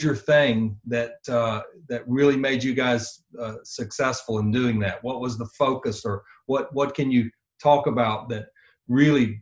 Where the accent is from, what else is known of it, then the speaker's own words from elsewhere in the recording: Tallahassee, Florida, United States; I was raised in the South, grew up in North Florida, in Tallahassee.